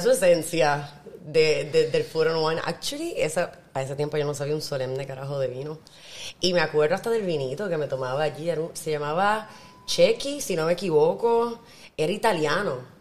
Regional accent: Puerto Rico; moved away as an adult; also born or lived in France; yo me siento bien orgullosa de ser puertorriqueña

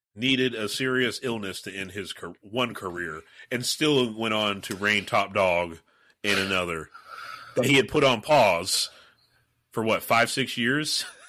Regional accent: United States; as an American

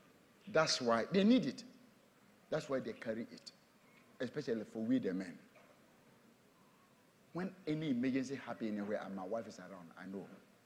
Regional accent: Tema, Greater Accra, Ghana; Tema, yeah. I'm from Tema.

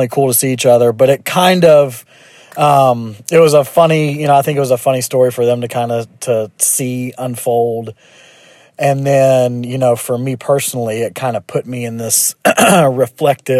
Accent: Memphis, Tennessee, United States; born and raised in Memphis, Tennessee.

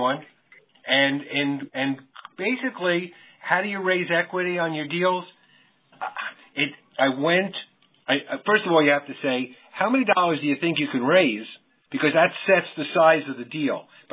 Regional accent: New York City, New York, United States; I grew up in New York. I was born in Brooklyn

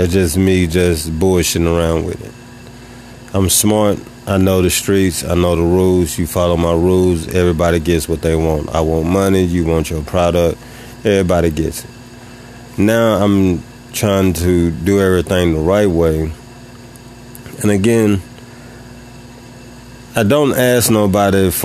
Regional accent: Tennessee, United States; I moved to a new city that's 3 hours and 30 minutes away from my hometown. I'm still in Tennessee

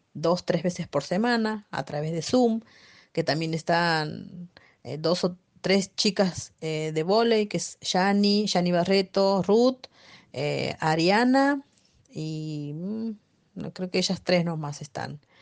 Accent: Santiago del Estero, Argentina; moved away as an adult; now in Buenos Aires, Argentina; yo nací en, Santiago del Estero, me crié allá

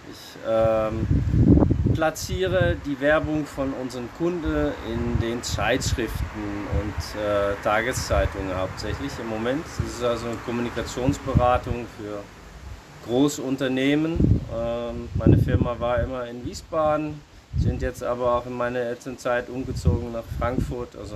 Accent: Alkmaar, North Holland, Netherlands; German is a second language; moved away as an adult; now in Germany; ich äh, bin vor 45 Jahren in äh, Alkmaar in den Niederlanden geboren und äh, habe da auch 25 Jahre gewohnt und äh, dieses Jahr äh, ist mein 20-jähriges Jubiläum in Deutschland.

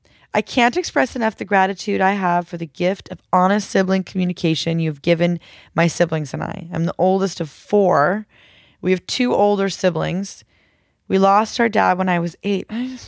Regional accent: Colorado, United States; born or raised there

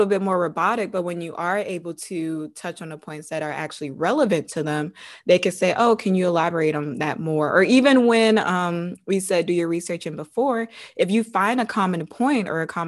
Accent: Savannah, Georgia, United States; moved away; also born or lived in Virginia; I was born and raised in Savannah, Georgia

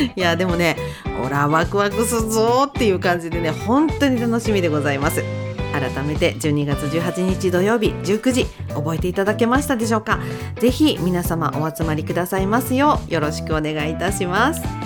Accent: Akita, Japan; 秋田県生まれでございまして

